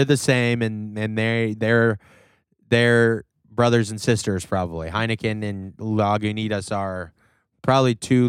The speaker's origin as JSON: {"language": "English", "town": "Newcastle upon Tyne", "region": "North East England", "country": "United Kingdom", "said": "Newcastle. Hello, mate. I'm from Newcastle. You ever heard of Newcastle?"}